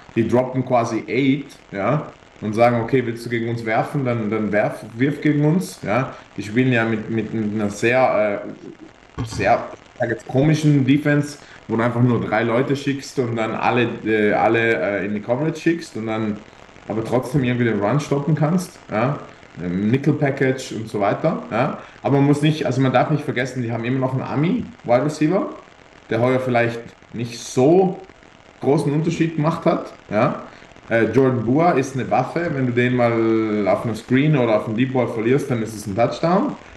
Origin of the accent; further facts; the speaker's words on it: Italy; wir Italiener